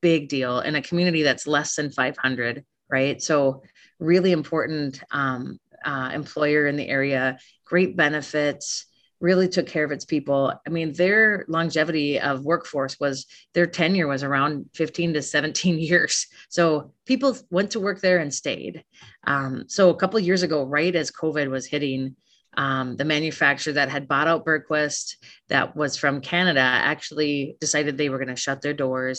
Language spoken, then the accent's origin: English; Hill City, United States; moved away as an adult; also born or lived in Alaska / China; I grew up in Hill City, openness, and I live in Hill City today